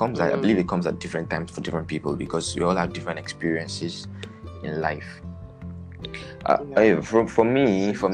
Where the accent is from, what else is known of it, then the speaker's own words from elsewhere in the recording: Nigeria; I'm Nigerian